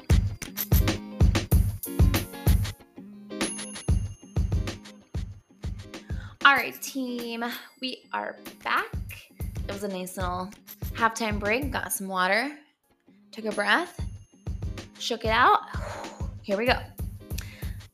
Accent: Denver, Colorado, United States; I am from Denver

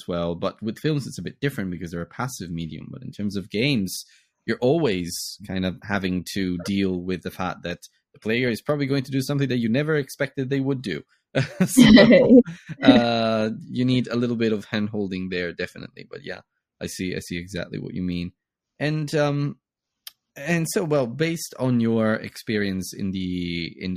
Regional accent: Italy; now in London, United Kingdom; I'm based in the UK now, but I'm Italian and I come from Italy

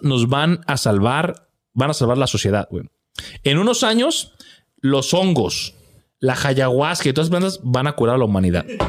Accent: Mexico; tenemos un estigma como, como mexicanos, como cultura

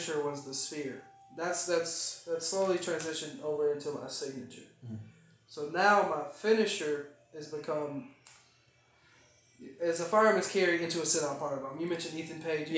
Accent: Tennessee, United States; I'm the best from Tennessee

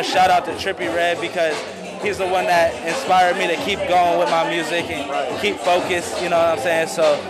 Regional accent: Canton, Ohio, United States; coming from Canton, Ohio.

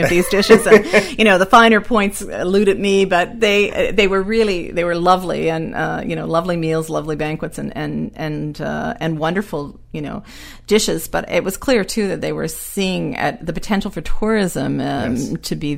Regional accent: Nova Scotia, Canada; moved away; I'm from Nova Scotia originally

